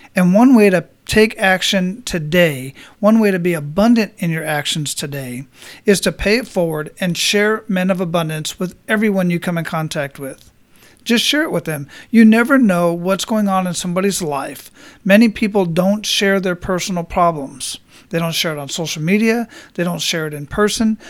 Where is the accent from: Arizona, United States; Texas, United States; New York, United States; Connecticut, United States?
Arizona, United States; Phoenix; now in Florida, United States; I grew up in Phoenix